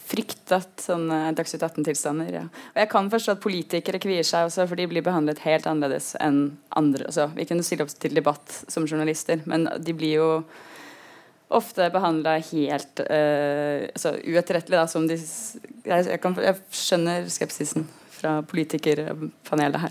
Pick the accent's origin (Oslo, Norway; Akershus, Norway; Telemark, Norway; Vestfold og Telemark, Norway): Oslo, Norway; Jeg kommer jo både fra Oslo-gryta og en venstreavis.